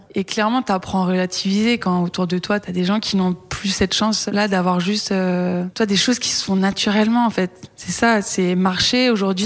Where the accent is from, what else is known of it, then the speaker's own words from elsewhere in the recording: Brittany, France; moved away; quand je suis rentrée chez moi en Bretagne